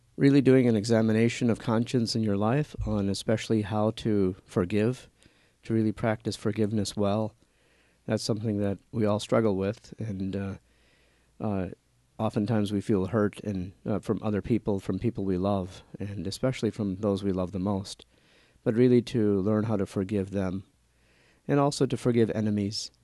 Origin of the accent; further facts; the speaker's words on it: New Orleans, Louisiana, United States; moved away as an adult; now in Atchison, United States; I was born and raised in New Orleans, Louisiana, and my family comes from India